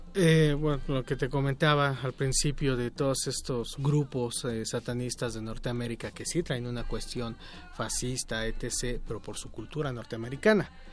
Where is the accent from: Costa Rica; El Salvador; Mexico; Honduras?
Mexico; nosotros como mexicanos